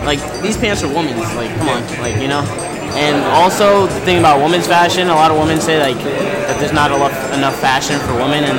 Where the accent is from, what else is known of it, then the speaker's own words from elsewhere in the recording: Hempstead, New York, United States; I'm from Long Island, New York.